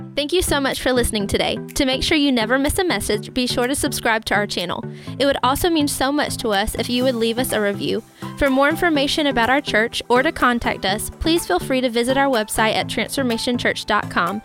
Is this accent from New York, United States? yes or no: no; Enterprise, Alabama, United States; moved away as an adult; also born or lived in Auburn, Alabama; now in Pensacola, United States; I'm originally from a small town in Alabama. Um, I was born and raised in Enterprise, grew up in a small community